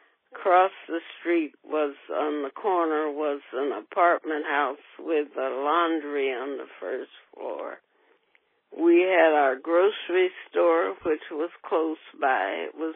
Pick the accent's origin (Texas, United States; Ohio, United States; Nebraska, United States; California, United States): Ohio, United States; Cincinnati; And I was born at home in the West End.